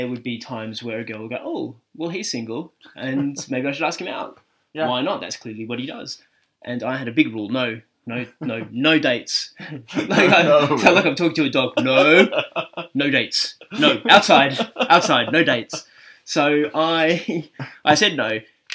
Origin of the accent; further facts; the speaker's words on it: Australia; moved away; I'm obviously Australian